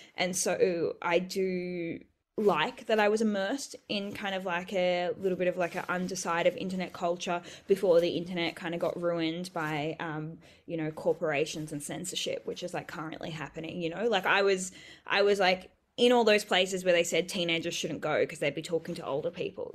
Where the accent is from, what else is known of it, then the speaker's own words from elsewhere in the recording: Bellingen, New South Wales, Australia; also born or lived in Coffs Harbour; when I grew up in Bellingen and I went to school in Coffs